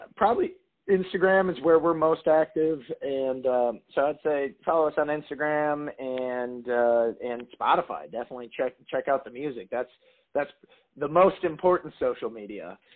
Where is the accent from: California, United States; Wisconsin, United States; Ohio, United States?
Wisconsin, United States; Appleton; moved away as an adult; now in Nashville, United States; I'm born and raised in Appleton, Wisconsin